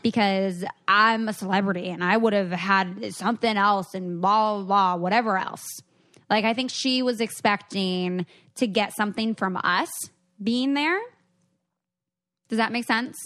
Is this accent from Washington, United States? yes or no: yes; Seattle, Washington, United States; I'm from Seattle.